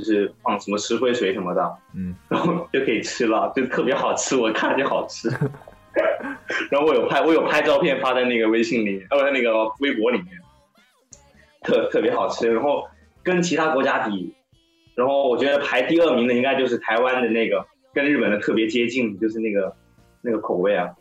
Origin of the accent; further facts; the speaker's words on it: Guangzhou, Guangdong, China; 我们广州